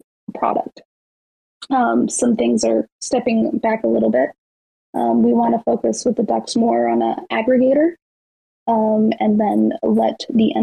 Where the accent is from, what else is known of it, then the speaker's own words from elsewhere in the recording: Las Vegas, Nevada, United States; I'm from Vegas